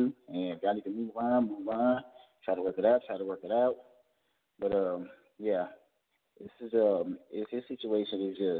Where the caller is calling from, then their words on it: Georgia, United States; from Georgia.